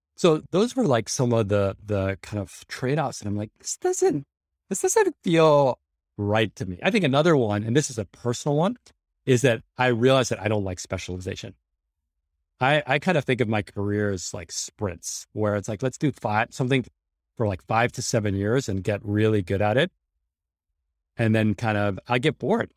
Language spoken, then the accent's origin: English; New York City, New York, United States; I grew up in New York City, middle class in the eighties and nineties